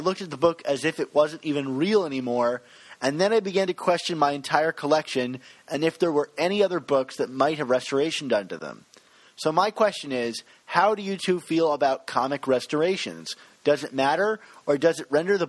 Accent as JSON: {"language": "English", "region": "Maryland", "country": "United States", "accent": "Maryland", "said": "my Maryland accent"}